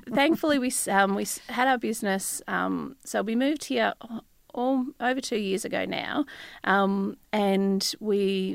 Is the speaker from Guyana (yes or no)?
no; Victoria, Australia; also born or lived in Tasmania; Born in Victoria. Mm-hmm. My dad was a bit of a gypsy, so we was in Victoria for a few months, and then we moved to Tasmania. We were living at Larinna, which was just overlooks Cradle Mountain, and then we spent 7 years in Tassie.